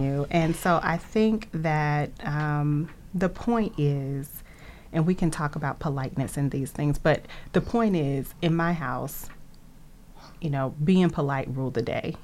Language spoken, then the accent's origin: English; Nashville, Tennessee, United States; moved away as an adult; also born or lived in Atlanta, Georgia; now in Boston, United States; I was born in Atlanta and uh, around age seven moved to Nashville, which is where I was raised raised and where I lived until I moved to Boston in 2005